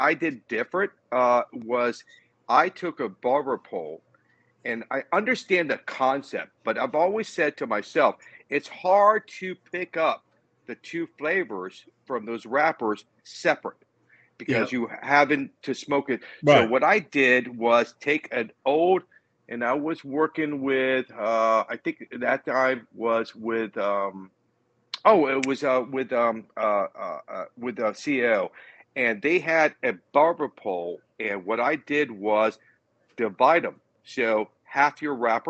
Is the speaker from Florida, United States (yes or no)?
yes; Tampa, Florida, United States; now in Odessa, United States; Born and raised in Tampa. So I live in Odessa, but it's right outside of Tampa